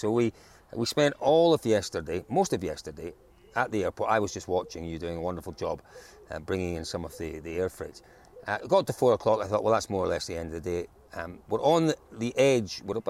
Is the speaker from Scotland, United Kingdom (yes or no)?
yes; Scotland, United Kingdom; as a Scotsman